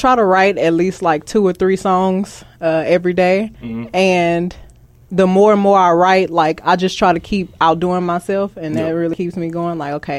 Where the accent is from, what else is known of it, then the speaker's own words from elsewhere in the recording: Houston, Texas, United States; The South Side, South Park.